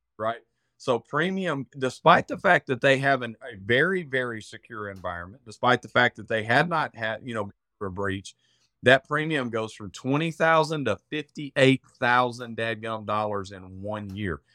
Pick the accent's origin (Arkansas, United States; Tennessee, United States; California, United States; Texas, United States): Arkansas, United States; accent: redneck; I'm from Arkansas, if you can't tell by the, uh, by the redneck accent